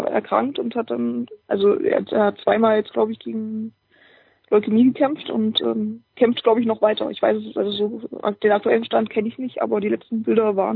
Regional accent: Dessau, Saxony-Anhalt, Germany; Sportstadt, Sportstadt Dessau, ja, möchte ich hier mal ins Feld führen.

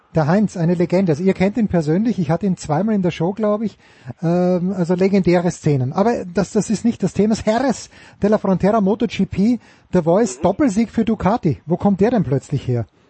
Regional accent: Austria; als Österreicher, bin damit sozialisiert worden

